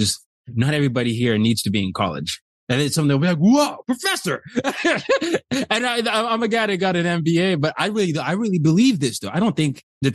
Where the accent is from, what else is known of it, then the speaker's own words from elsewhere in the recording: Nigeria; I'm from Nigeria and I grew up in areas where sometimes I didn't have immediate access to my mentors.